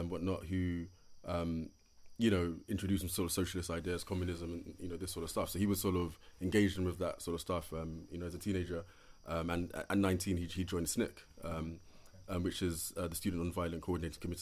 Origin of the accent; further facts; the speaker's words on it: United Kingdom; moved away as an adult; also born or lived in Senegal; now in United States; I'm a British-born African-Caribbean writer